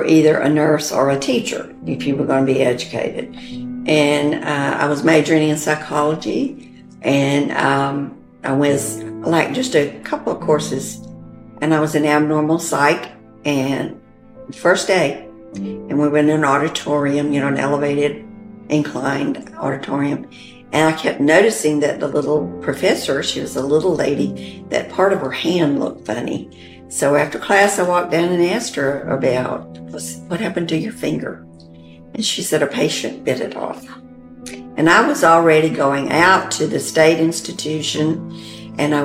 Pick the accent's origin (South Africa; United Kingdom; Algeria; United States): United States; Magee, Mississippi; moved away as an adult; also born or lived in Texas; from McGee. And I'm the oldest of six children. And we lived in the country most of the time